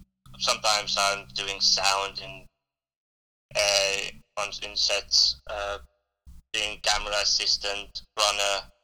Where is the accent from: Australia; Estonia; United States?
Estonia; now in United Kingdom; Then I joined the local drama group in Estonia. That's where I'm from. I'm from Estonia.